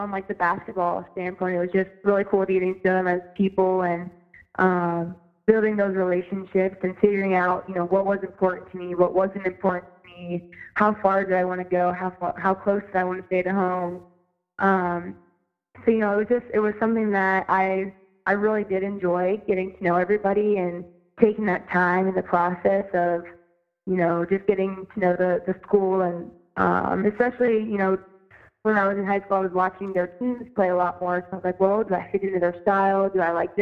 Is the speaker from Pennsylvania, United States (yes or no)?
yes; State College, Pennsylvania, United States; moved away as an adult; also born or lived in Connecticut; I grew up in Pennsylvania